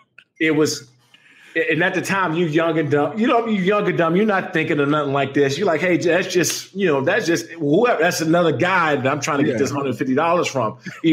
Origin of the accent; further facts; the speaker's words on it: Maryland, United States; I grew up in Prince George's County. And so I went to Frederick Douglass High School in Upper Marlboro.